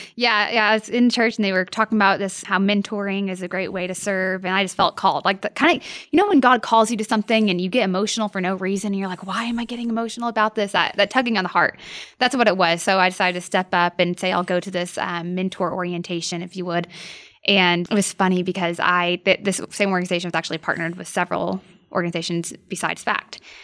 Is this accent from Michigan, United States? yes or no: no; Norman, Oklahoma, United States; also born or lived in Edmond, Oklahoma; I grew up in Norman, Oklahoma